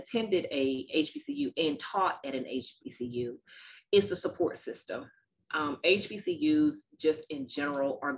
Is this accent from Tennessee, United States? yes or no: yes; Nashville, Tennessee, United States; moved away as an adult; also born or lived in Chicago; I chose to go to Meharry Medical College, which is in Nashville, Tennessee, and that was my hometown